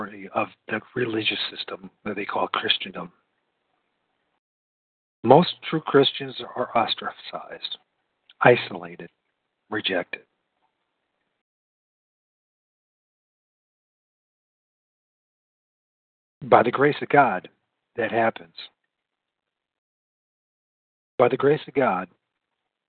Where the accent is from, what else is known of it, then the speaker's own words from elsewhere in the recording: United States; I grew up in the United States of America, the good old U.S.